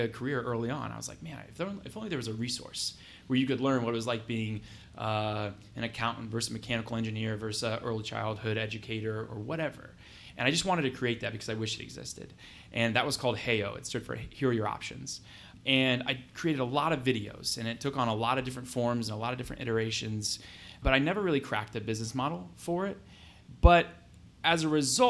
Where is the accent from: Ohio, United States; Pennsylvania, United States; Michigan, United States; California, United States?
Ohio, United States; Mansfield; now in Columbus, United States; I'm from Mansfield, Ohio